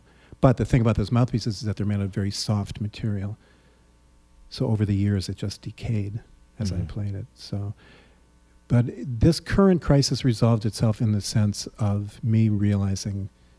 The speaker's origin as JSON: {"language": "English", "country": "United States", "said": "as an American Jew"}